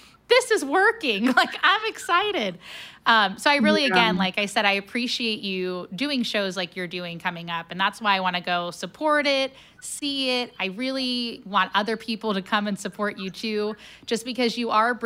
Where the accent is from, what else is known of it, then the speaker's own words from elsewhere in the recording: Cincinnati, Ohio, United States; now in St. Louis, United States; I'm originally from Cincinnati